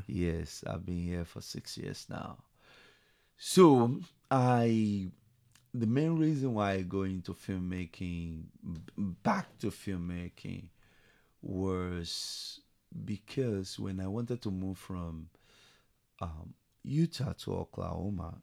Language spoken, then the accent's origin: English; Nigeria; moved away as an adult; also born or lived in London, United Kingdom; now in Tulsa, United States; I was born in Nigeria, so I grew up there